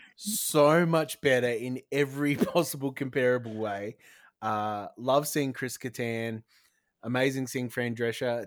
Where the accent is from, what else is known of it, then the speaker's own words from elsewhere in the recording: Broken Hill, New South Wales, Australia; now in South Australia, Australia; I grew up in New South Wales